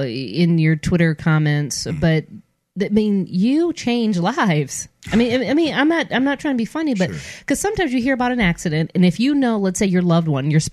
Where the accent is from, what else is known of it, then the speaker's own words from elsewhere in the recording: Detroit, Michigan, United States; I'm from Detroit.